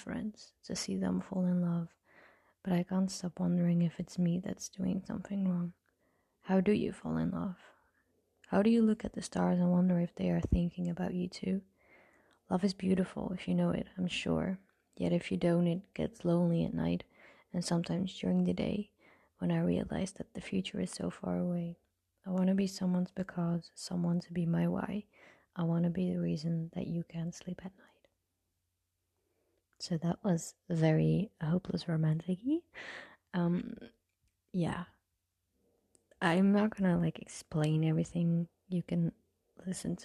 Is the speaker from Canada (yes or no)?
no; Netherlands; I'm from the Netherlands